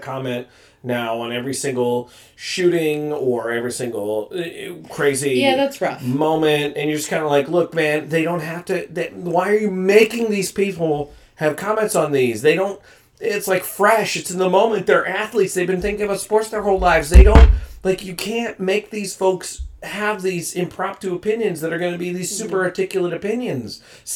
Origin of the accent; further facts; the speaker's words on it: United States; I am an American.